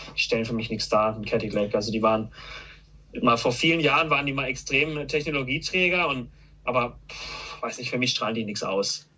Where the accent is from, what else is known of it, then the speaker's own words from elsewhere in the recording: Karlsruhe, Baden-Württemberg, Germany; Ich bin ja schon mein ganzes Leben hier